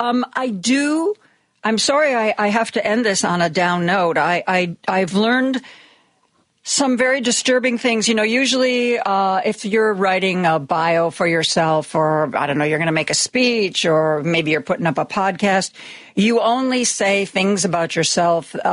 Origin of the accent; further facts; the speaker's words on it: Ohio, United States; moved away; I grew up in Ohio